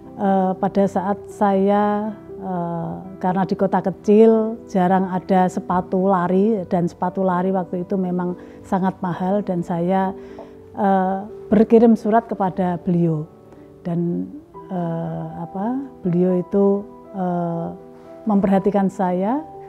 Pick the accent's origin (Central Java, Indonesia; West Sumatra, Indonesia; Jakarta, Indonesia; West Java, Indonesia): Central Java, Indonesia; Pati; di daerah saya, di Pati, Jawa Tengah